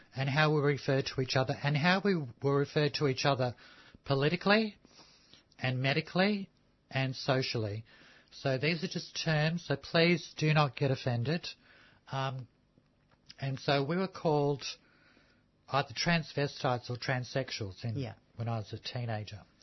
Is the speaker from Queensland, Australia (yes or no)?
no; Melbourne, Victoria, Australia; also born or lived in Sydney; I grew up in the Fitzroy Housing Commission just down the road